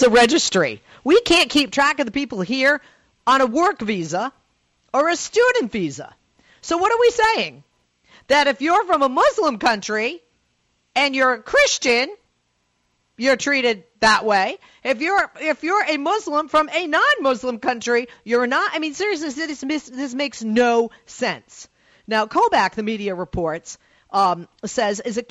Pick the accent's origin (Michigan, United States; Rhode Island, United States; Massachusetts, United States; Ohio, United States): Massachusetts, United States; Boston; I'm from Boston